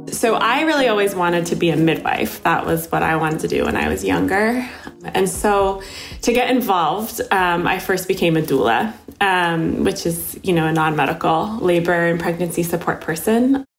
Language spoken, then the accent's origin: English; Connecticut, United States; when I was born in Connecticut in 1990